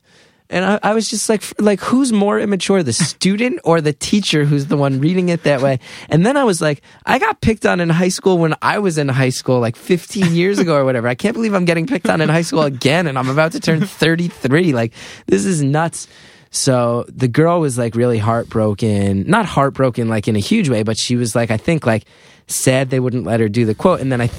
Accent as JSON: {"language": "English", "region": "Northeast", "country": "United States", "tie": "born or raised there", "said": "growing up in the Northeast, like, oh, like, Howard Stern was on the radio every day."}